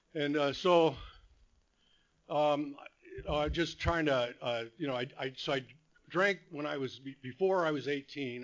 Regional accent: Whittier, California, United States; also born or lived in Phoenix, Arizona / Rancho Santa Margarita, California; I was born here in Whittier

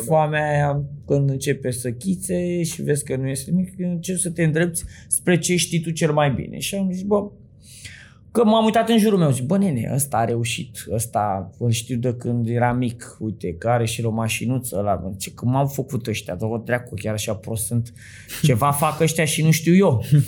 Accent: Bucharest, Romania; vin din Sălăjean

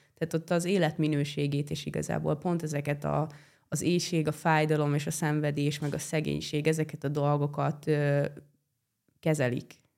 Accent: Hungary; also born or lived in Italy; én itt nőttem fel ebbe a házba

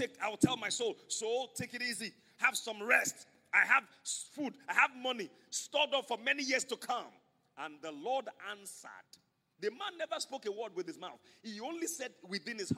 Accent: Nigeria; I'm a Nigerian.

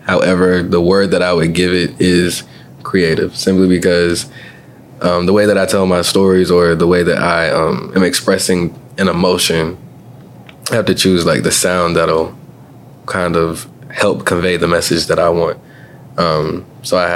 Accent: Columbia, South Carolina, United States; I am a multi-talented artist born and raised partially here in Columbia, South Carolina.

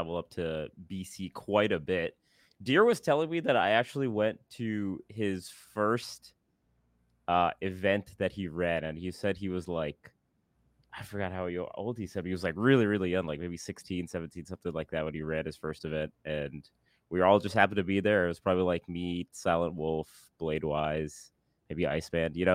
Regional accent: Singapore; moved away as an adult; also born or lived in Seattle; I grew up in Singapore

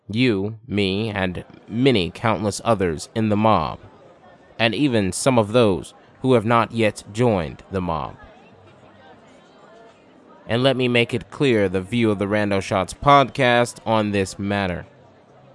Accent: United States; we are American workers

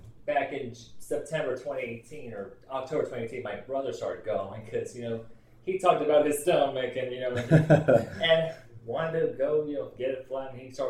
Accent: Kansas City, Missouri, United States; I'm 30 years old. I'm from Kansas City, Missouri

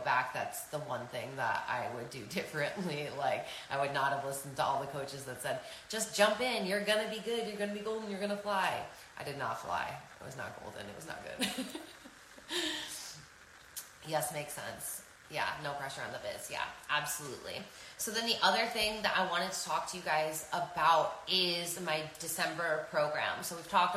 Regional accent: New York, United States; I'm a New Yorker

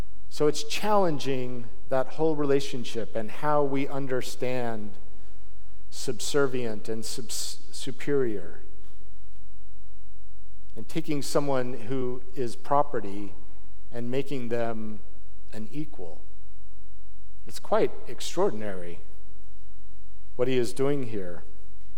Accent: Salt Lake City, Utah, United States; I grew up in Salt Lake City

